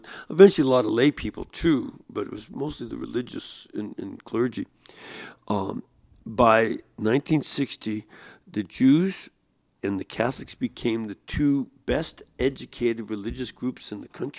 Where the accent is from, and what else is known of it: Chicago, Illinois, United States; moved away as an adult; also born or lived in Detroit, Michigan